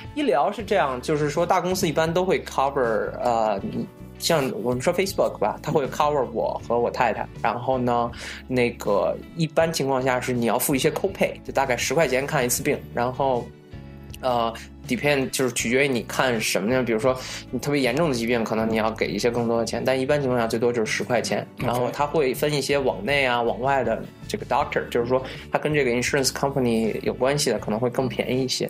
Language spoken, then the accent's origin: Chinese; China; now in Seattle, United States; 作为中国人来说